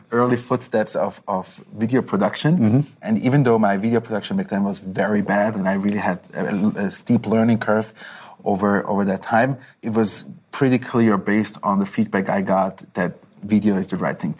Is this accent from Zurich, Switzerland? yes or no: yes; Zurich, Switzerland; moved away as an adult; also born or lived in Israel / Tel Aviv; I was born and raised in Zurich, childhood in Zurich, high school, Matura.